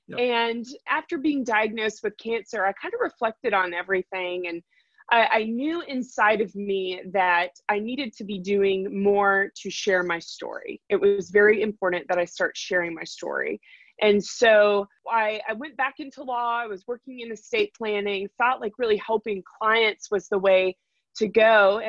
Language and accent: English; Raleigh, North Carolina, United States; And in fact, I'm a sixth generation North Carolinian. So I have lived my entire life here, born and raised in Raleigh, North Carolina.